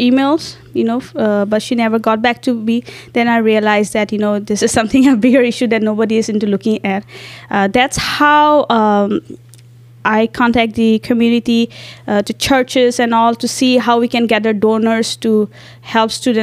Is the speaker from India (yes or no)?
yes; India; moved away as an adult; now in Mankato, United States; I'm an international student and I'm from India.